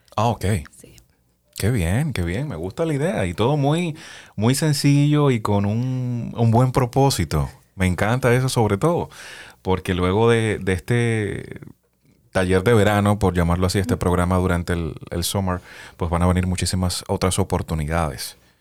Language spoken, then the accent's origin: Spanish; Cuba; now in United States; soy de Cuba